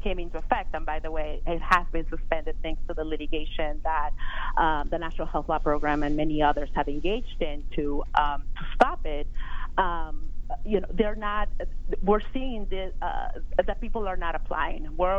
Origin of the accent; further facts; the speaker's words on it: California, United States; my home state of California